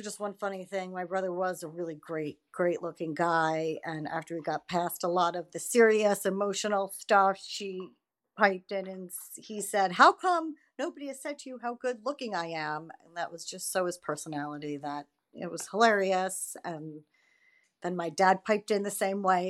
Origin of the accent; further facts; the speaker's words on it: Westchester, New York, United States; I'm from Westchester, New York